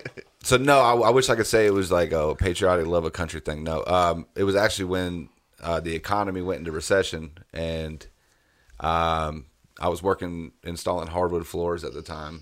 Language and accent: English; Fort Drum, New York, United States; also born or lived in Germany; So I was born in New York, upstate New York, on a military base, Army base, Fort Drum. My parents, actually, I was born in Germany. We moved to Fort Drum when I was young.